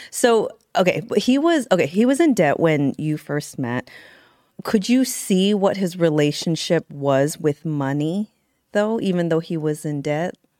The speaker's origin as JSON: {"language": "English", "town": "San Carlos", "region": "California", "country": "United States", "tie": "born or raised there", "said": "me in the Bay Area, San Carlos, California."}